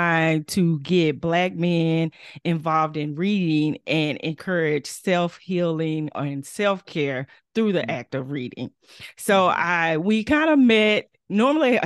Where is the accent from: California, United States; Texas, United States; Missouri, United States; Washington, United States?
Texas, United States; Fort Worth; Growing up in Fort Worth, we do the Martin Luther King, the MLK parade every year